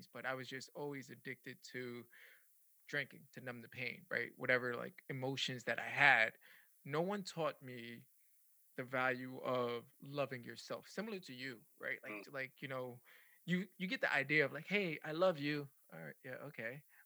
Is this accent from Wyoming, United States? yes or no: no; New York City, New York, United States; now in Tampa, United States; I'm originally from the Bronx. I moved from the Bronx to Tampa